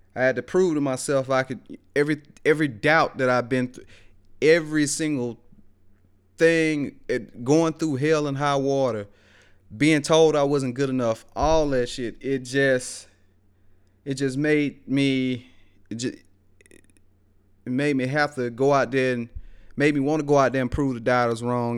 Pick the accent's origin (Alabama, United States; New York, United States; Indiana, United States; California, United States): Alabama, United States; Greensboro; growing up in West Alabama, out there in Greensboro, man, one of them small towns where everybody know everybody.